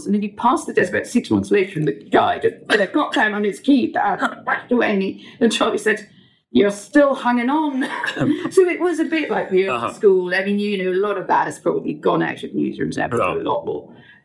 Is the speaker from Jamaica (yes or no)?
no; northwest Durham, North East England, United Kingdom; moved away as an adult; now in London, United Kingdom; I grew up in northwest Durham, about 12 miles outside Durham, so rural, former mining community.